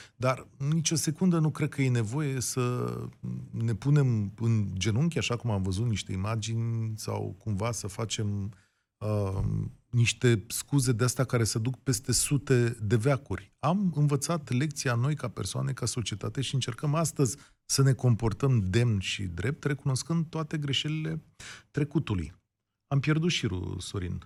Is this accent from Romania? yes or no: yes; Romania; nouă ca români trecuți prin comunism